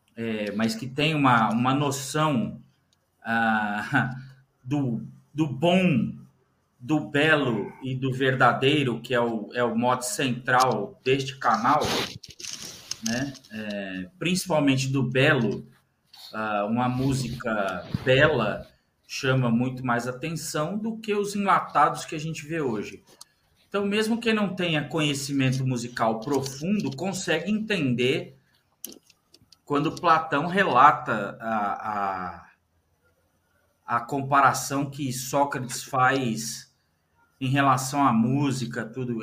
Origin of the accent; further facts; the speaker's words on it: Brazil; eu nasci no Brasil